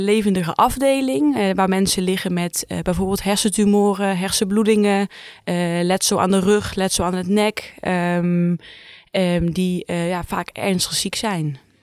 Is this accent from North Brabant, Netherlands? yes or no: yes; 's-Hertogenbosch, North Brabant, Netherlands; Ik kom uit Zuid-Ogenbos, maar ik werk hier in Tilburg